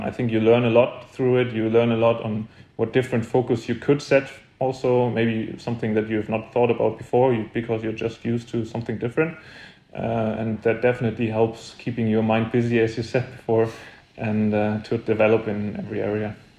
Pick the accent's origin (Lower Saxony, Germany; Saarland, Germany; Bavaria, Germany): Saarland, Germany; Saarbrücken; I was born in Saarbrücken also, so it's a real home tournament for me